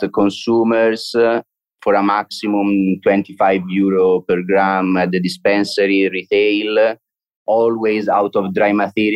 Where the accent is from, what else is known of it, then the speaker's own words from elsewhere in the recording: Italy; moved away as an adult; now in Barcelona, Spain; we are all from Italy.